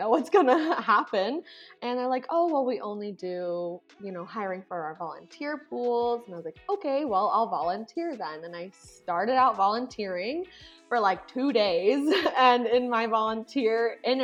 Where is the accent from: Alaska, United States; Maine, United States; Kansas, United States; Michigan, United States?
Alaska, United States; moved away as an adult; now in Arizona, United States; growing up in Alaska